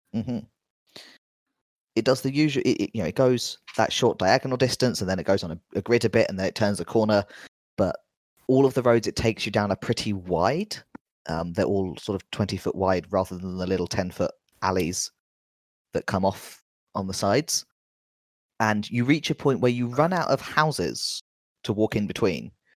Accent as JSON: {"language": "English", "region": "London", "country": "United Kingdom", "said": "being a Londoner"}